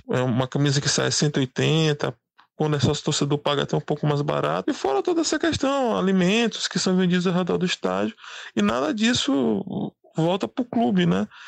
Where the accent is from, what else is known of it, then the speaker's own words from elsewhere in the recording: São Luís, Maranhão, Brazil; eu sou de São Luís